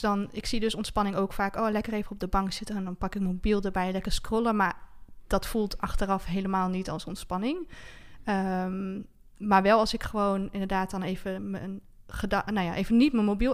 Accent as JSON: {"language": "Dutch", "region": "Friesland", "country": "Netherlands", "tie": "born or raised there", "also_born_or_lived": "Groningen", "moved": "as an adult", "lives_now": "Heerenveen, Netherlands", "said": "Ik ben geboren in Friesland"}